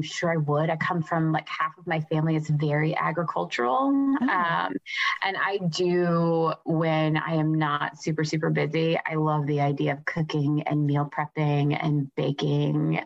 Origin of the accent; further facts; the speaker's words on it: United States; being an American